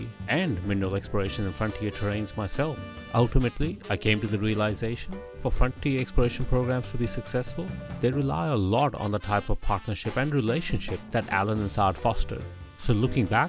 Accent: Pakistan; moved away; I was born in Pakistan and I grew up there.

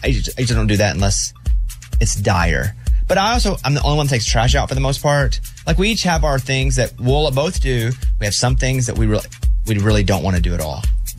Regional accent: Mountain Pine, Arkansas, United States; I'm from Mountain Pine, Arkansas, population 700, and there's a sign. This is

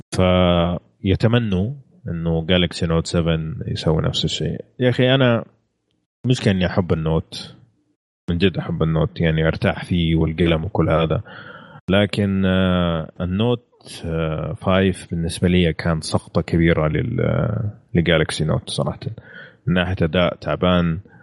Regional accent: Saudi Arabia; عندنا في السعوديه هنا

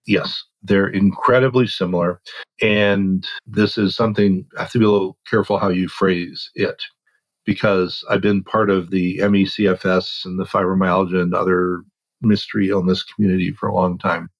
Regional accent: Oregon, United States; I grew up in Oregon

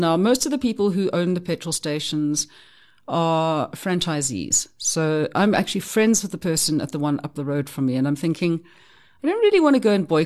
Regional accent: South Africa; I'm a Soti. There's a big difference there, but I'm South African too

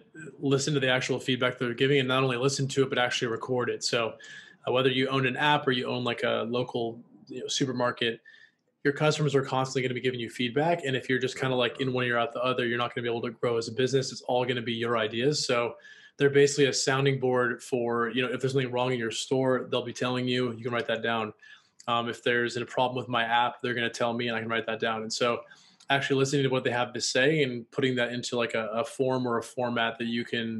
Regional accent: Washington, United States; also born or lived in Los Angeles, United States; now in Austin, United States; I'm from Washington State

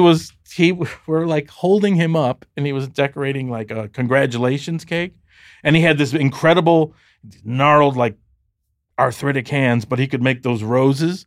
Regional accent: Detroit, Michigan, United States; moved away; I grew up very middle class, and in Detroit, there's a demarcation line

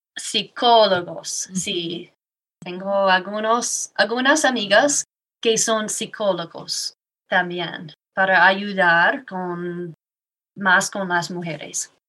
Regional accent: Iowa, United States; Spanish is a second language; moved away as an adult; now in Woodland Park, United States; me mudé aquí hace seis años soy de Iowa.

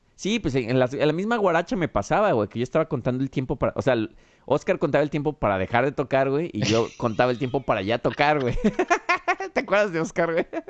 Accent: Mexico; also born or lived in Chicago

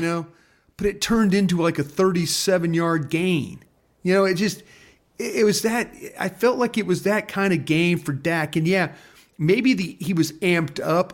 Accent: Dallas, Texas, United States; also born or lived in Philadelphia; I'm the guy from Dallas that worked for Philly

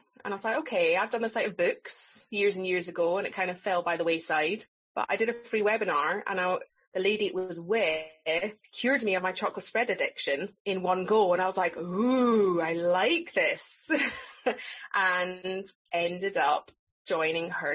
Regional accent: Scotland, United Kingdom; accent: Scottish; moved away as an adult; also born or lived in England; I'm from here. I'm back in my hometown

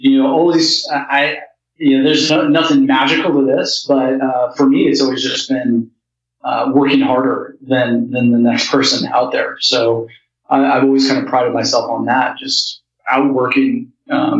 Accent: rural Colorado, United States; I grew up in Colorado, in like rural Colorado, and grew up on a ranch

